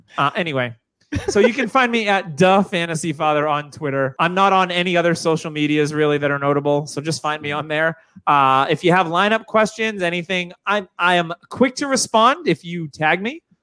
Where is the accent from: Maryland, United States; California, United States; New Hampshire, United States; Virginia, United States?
New Hampshire, United States; moved away; I don't have a Boston accent. I'm originally from New Hampshire